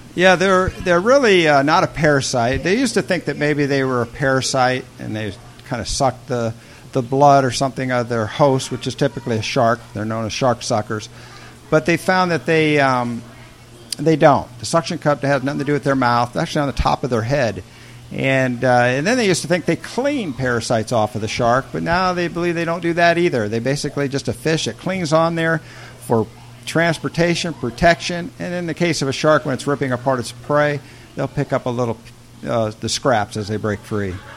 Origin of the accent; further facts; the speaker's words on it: Indiana, United States; moved away; I grew up in Indiana in the Midwest